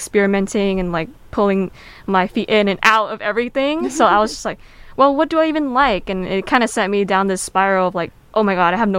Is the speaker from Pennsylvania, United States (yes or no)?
no; Bay Area, Northern California, United States; moved away as an adult; now in Southern California, United States; Although I'm not an international student, I'm not from SoCal, so I'm from the Bay Area, NorCal.